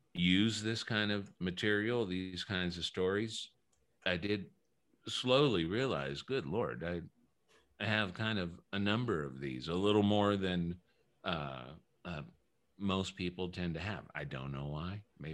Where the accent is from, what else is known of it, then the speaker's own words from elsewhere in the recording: New Orleans, Louisiana, United States; I grew up in New Orleans, mm-hmm. where everything's old and everything's haunted.